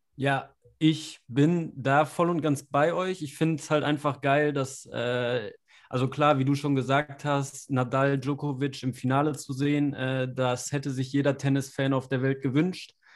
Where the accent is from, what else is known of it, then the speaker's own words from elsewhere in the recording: Germany; als Deutscher